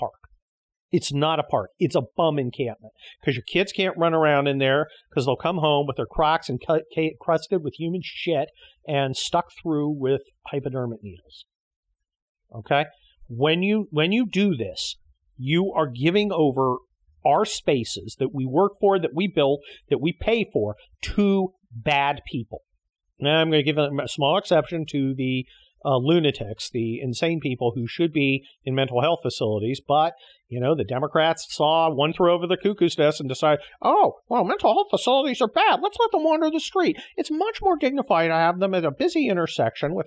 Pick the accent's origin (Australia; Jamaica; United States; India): United States; we, as American citizens